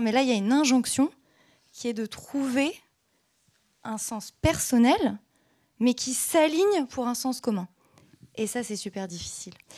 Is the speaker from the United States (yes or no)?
no; Caen, Normandy, France; moved away as an adult; also born or lived in Paris; je suis je, originaire de Caen